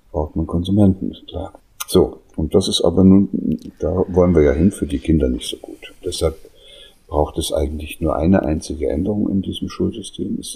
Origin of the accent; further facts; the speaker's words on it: East Germany, Germany; ich bin da in der DDR aufgewachsen, die haben versucht, mir zehn Jahre lang Russisch beizubringen.